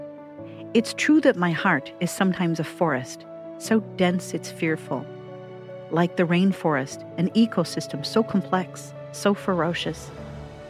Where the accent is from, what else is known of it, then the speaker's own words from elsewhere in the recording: Cascade Mountains of Northern California, United States; I grew up in the Cascade Mountains of Northern California, among evergreen trees, conifers, tall and swooshy in the wind